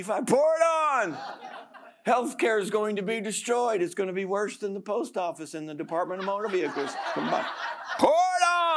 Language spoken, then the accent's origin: English; United States; I'm an American